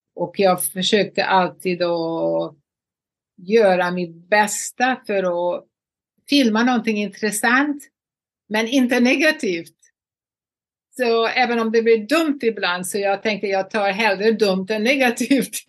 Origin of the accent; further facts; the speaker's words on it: Borås, Västra Götaland, Sweden; moved away as an adult; also born or lived in Los Angeles, United States; now in Palm Beach, United States; Borås var min hemstad